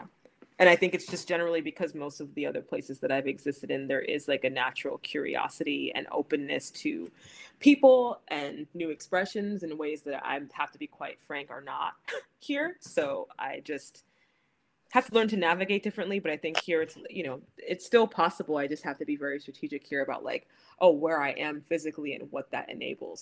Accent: New York, United States; growing up in the States and also growing up in New York

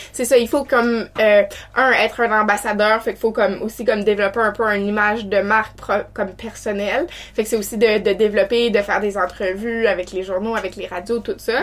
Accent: New Brunswick, Canada; moved away as an adult; now in Quebec City, Canada; je suis originaire de Camilton, McLeod, en fait, au Nouveau-Brunswick

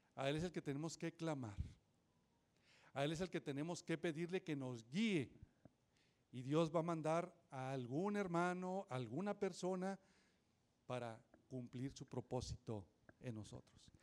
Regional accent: Nuevo León, Mexico; also born or lived in Montemorelos / Linares / San Nicolás de los Garza; yo nací acá en Montemorelos, después me fui a, ver, a, vivir a Linares, allá a la tierra de mi paisano Saúl. Y después me vine acá a San Nicolás y ahí estuve

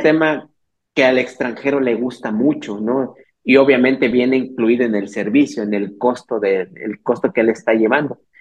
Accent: Teotihuacán, State of Mexico, Mexico; yo soy originario del Estado de México, de allá de, literalmente a veces suena como broma, pero soy de la tierra de dioses, ¿no? Teotihuacán

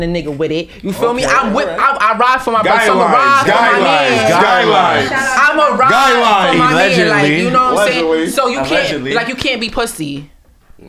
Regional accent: New York City, New York, United States; I'm from Brooklyn

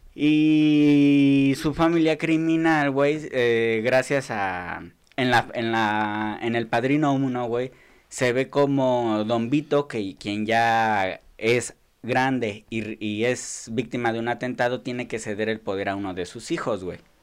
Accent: Nezahualcóyotl, State of Mexico, Mexico

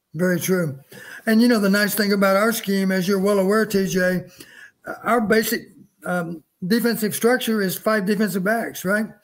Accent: Texas, United States; moved away; also born or lived in Iowa; I grew up in Texas

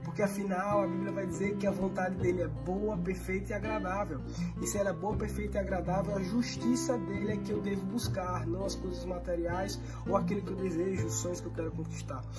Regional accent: Maceió, Alagoas, Brazil; sou aqui de Maceió

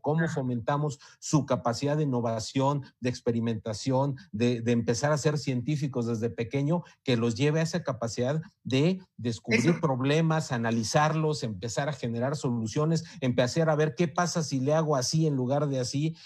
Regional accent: Mexico; en, en México

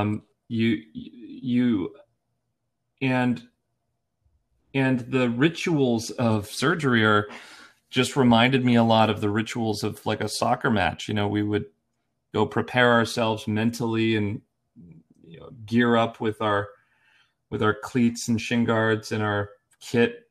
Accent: Erie, Pennsylvania, United States; now in Portland, United States; I'm from Erie, Pennsylvania originally, a small town in the northwest corner of Pennsylvania

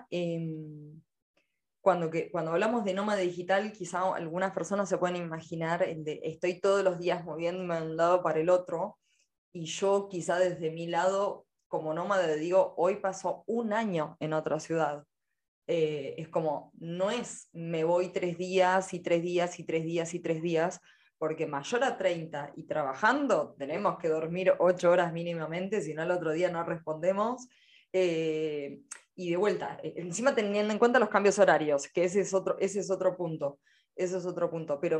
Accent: Escobar, Buenos Aires Province, Argentina; also born or lived in Villa Gesell; Me cambio el, tipo de ciudad de donde soy, de ser escobarense a ser porteña, a ser geselina, vamos cambiando

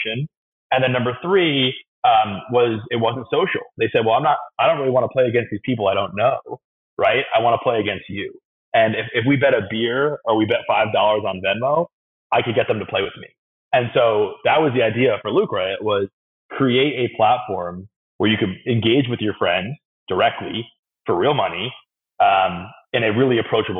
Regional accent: New York, United States; I grew up in New York

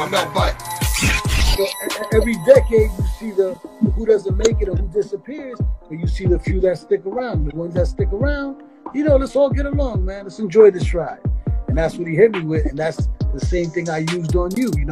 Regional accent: Dominican Republic; en lo que es ese ritmo que nos está identificando a nosotros como dominicanos.

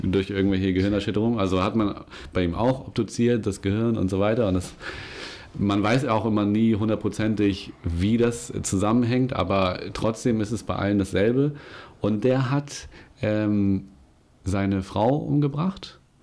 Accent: Germany; ich bin in Winsenur groß geworden

